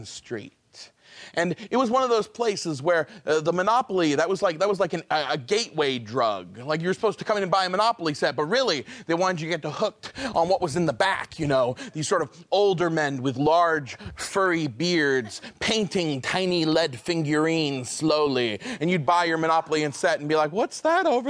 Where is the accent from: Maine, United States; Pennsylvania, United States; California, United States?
Maine, United States; far northern; I grew up in Maine, far northern Maine.